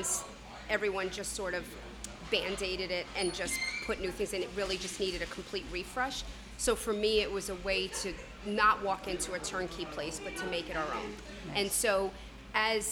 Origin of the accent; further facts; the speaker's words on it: Cortlandt Manor, New York, United States; we are from Cortland Manor.